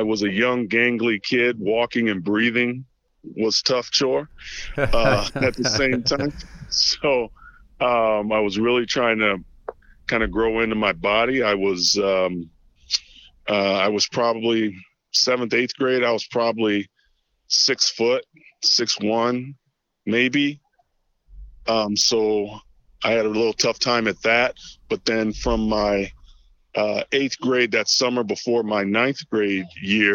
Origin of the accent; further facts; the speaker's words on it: Toledo, Ohio, United States; born and raised here